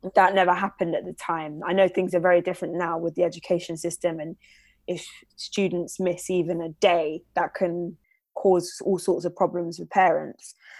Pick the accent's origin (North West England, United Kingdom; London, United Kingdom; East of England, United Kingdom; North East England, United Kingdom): London, United Kingdom; I'm from London, born and raised.